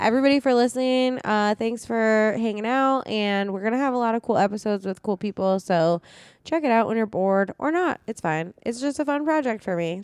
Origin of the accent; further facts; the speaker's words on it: Phoenix, Arizona, United States; moved away; we're from Phoenix